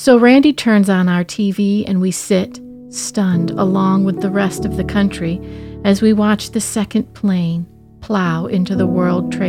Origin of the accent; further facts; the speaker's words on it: Midwest, United States; As a Midwesterner from the heartland